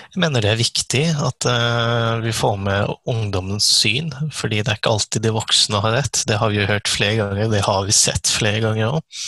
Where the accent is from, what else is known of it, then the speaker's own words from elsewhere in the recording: Eastern Norway, Norway; moved away as an adult; now in Kristiansand, Norway; jeg er egentlig fra Østlandet òg